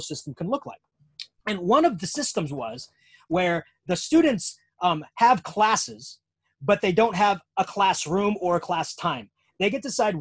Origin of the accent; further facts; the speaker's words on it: United States; being American